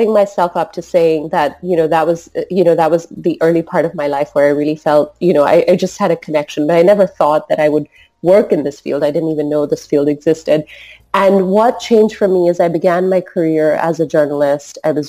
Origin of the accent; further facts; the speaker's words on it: Singapore; So growing up in Singapore, I just grew up with people of all different nationalities, all different cultures, all different religions.